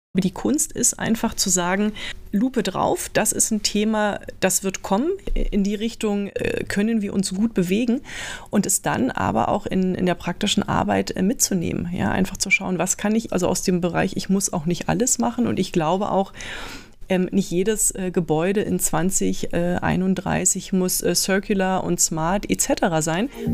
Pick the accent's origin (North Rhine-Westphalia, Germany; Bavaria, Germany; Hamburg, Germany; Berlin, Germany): Berlin, Germany; now in Munich, Germany; geboren bin ich, wie, wie du schon gesagt hast, im, im Süden von, von Berlin